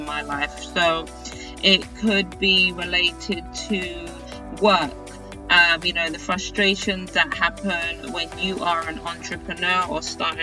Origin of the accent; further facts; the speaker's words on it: United Kingdom; now in United States; being a British person in the United States